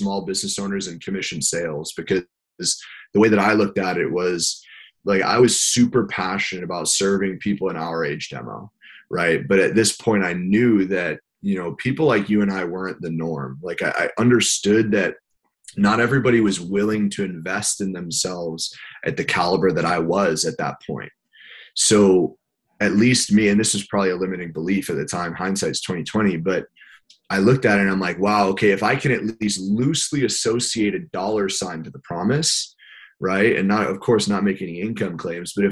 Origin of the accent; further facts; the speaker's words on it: Westchester County, New York, United States; I grew up in Westchester County in New York, about an hour above the city. Born and raised, live here now as well